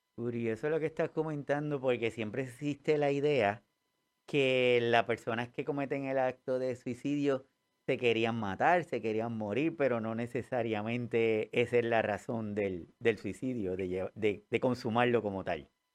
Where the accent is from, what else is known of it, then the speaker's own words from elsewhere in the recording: Puerto Rico; nosotros acá en Puerto Rico